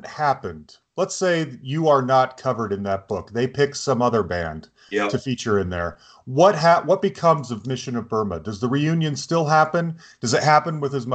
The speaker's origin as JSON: {"language": "English", "town": "Salt Lake City", "region": "Utah", "country": "United States", "tie": "born or raised there", "said": "I grew up in Salt Lake City"}